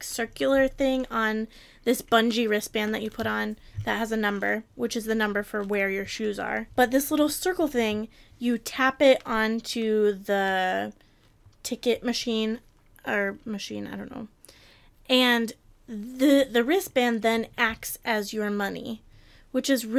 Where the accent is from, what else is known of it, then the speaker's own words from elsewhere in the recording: Detroit, Michigan, United States; moved away; I am from Detroit